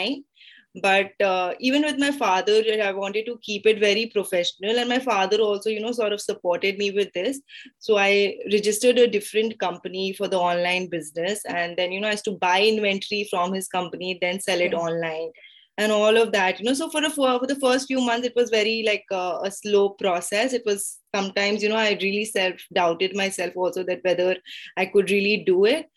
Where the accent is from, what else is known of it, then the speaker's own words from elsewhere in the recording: Kolkata, West Bengal, India; moved away as an adult; now in Gurgaon, India; So I'm a Calcutta girl. I'm born and brought up in Calcutta.